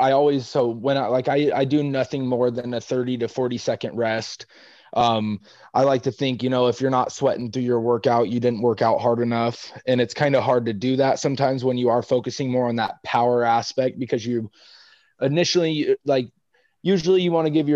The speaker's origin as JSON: {"language": "English", "region": "Washington", "country": "United States", "moved": "as an adult", "lives_now": "San Antonio, United States", "said": "I'm from Washington"}